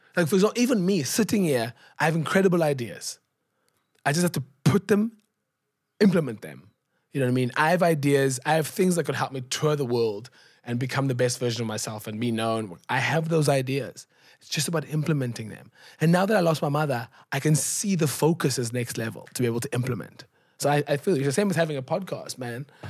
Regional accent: Cape Town, Western Cape, South Africa; I grew up in Gugulethu

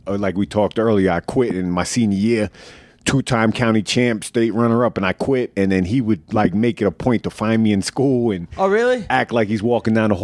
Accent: Oceanside, New York, United States; also born or lived in Freeport; I grew up in Oceanside when I was young

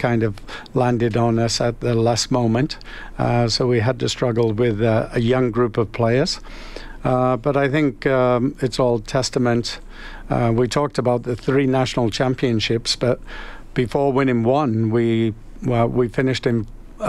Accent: Calgary, Alberta, Canada; now in Edmonton, Canada; Early days, because I came from Calgary, I brought a number of Calgary boys up to Edmonton.

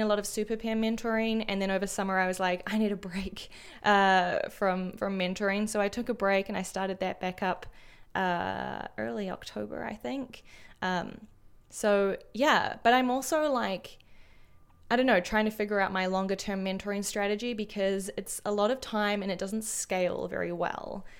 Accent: New Zealand; moved away; as a New Zealander overseas

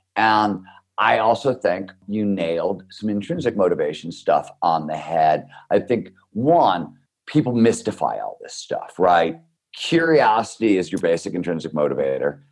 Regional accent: Cleveland, Ohio, United States; I grew up in Cleveland, Ohio

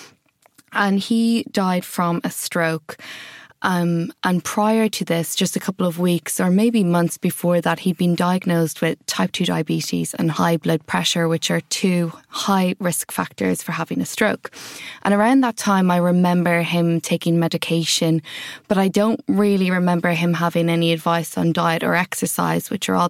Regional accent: Ireland; moved away as an adult; also born or lived in Wales; now in London, United Kingdom; if you haven't picked up from my accent already, I grew up in Ireland

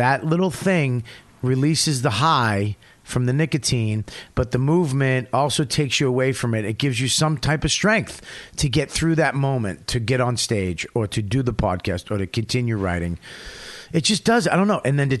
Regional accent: Paramus, New Jersey, United States; Where you from? I'm from Paramus.

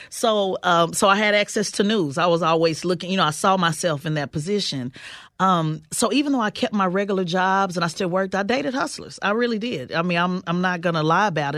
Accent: Oklahoma City, Oklahoma, United States; growing up in Oklahoma City, uh, which is a part of the Bible Belt

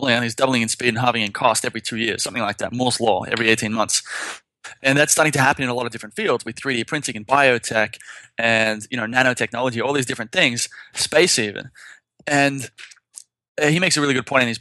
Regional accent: Sydney, New South Wales, Australia; moved away as an adult; also born or lived in Philippines; now in Thailand; I grew up in Sydney

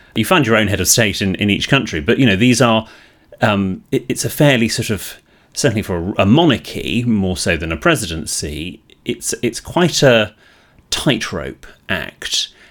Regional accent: United Kingdom; in Britain, we are slightly more negative generally

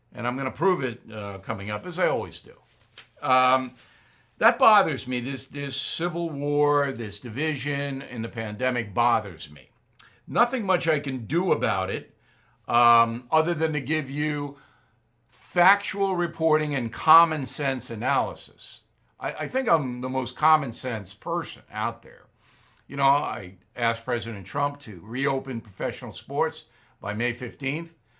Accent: Long Island, New York, United States; here in my hometown on Long Island

